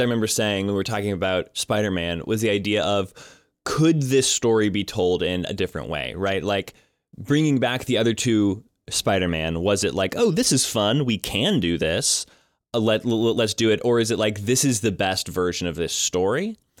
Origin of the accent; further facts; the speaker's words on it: Colorado, United States; I grew up in Colorado